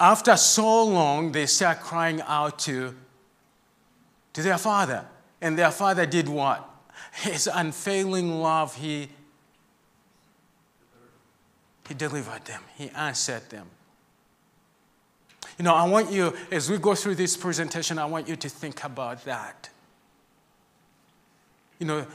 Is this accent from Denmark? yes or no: no; Zambia; moved away; I'm from Zambia, that's where I grew up, and that's where my heart is